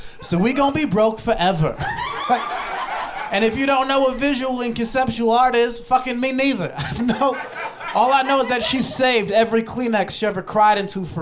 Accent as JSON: {"language": "English", "region": "Ohio", "country": "United States", "tie": "born or raised there", "said": "I grew up in Ohio"}